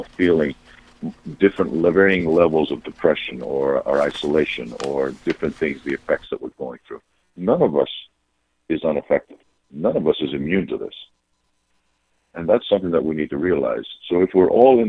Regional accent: Patras, Western Greece, Greece; moved away as an adult; also born or lived in Australia; now in United States; I come from my hometown is a big port town on the west coast of Greece named Patras

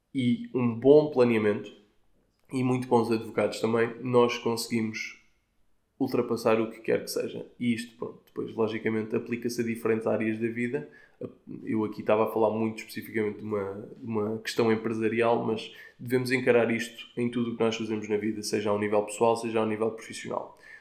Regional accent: Portugal; como tugas que somos, incluindo eu

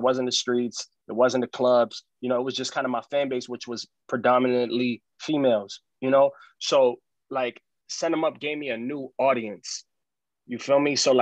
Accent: New York City, New York, United States; I'm an artist from New York City.

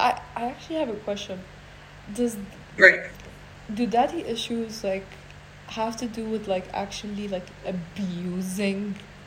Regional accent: Iraq; also born or lived in Iran; Okay, I'm from Iraq and Iran.

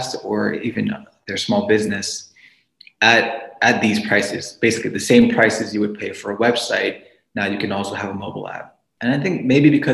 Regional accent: New York City, New York, United States; moved away as an adult; now in Pittsburgh, United States; I'm originally from New York City.

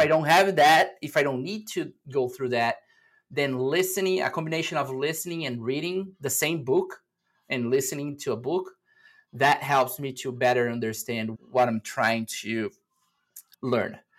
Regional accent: Brazil; moved away as an adult; now in United States; I'm originally from Brazil, and back in 2017, I moved to the US

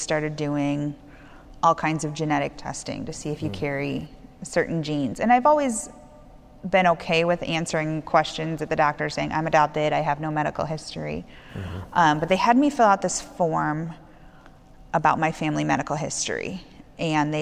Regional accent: St. Charles, United States; We grew up in St. Charles

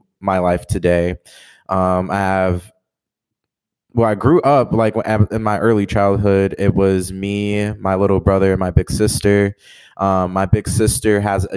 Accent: Detroit, Michigan, United States; born and raised in Detroit, Michigan, just like Darren

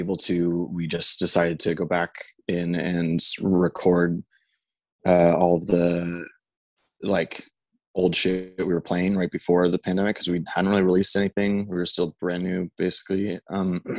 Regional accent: Tottenham, Ontario, Canada; also born or lived in Alliston, Ontario; an hour and a half northwest of Toronto in a town called Tottenham

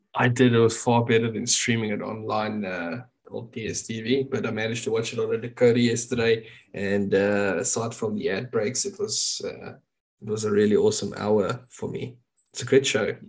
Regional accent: South Africa; as a South African

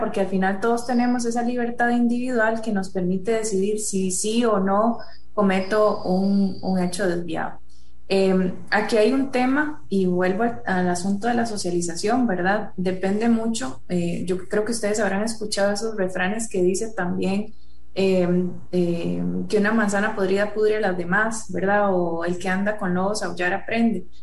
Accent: Costa Rica; nosotros como sociedad costarricense

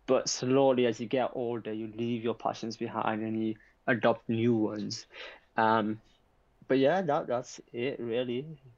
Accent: Yorkshire and the Humber, United Kingdom; I'm from West Yorkshire, but not born and raised, but I'm from West Yorkshire.

